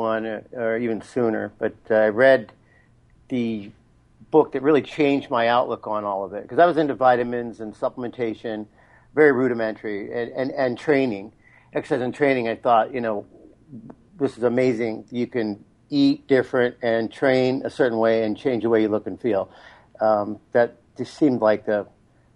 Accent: Las Vegas, Nevada, United States; I was born and raised in Las Vegas

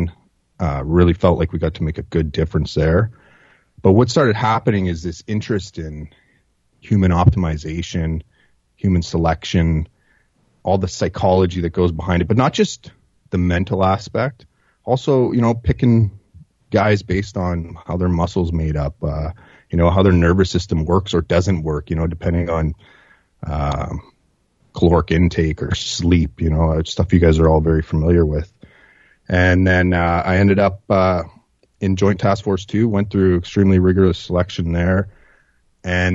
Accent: Northern Ontario, Canada; I grew up in Northern Ontario

